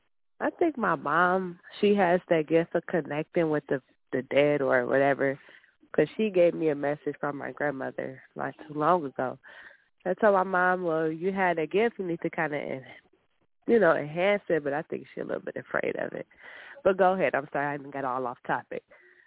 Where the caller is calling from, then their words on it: Michigan, United States; I'm calling from Michigan. Birthday 11/30/93.